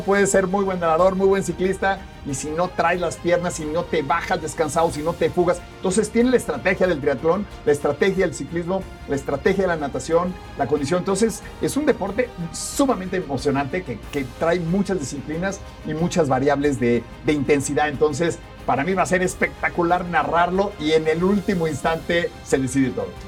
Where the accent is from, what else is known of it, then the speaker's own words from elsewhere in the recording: Mexico; como buenos mexicanos nos vamos a rajar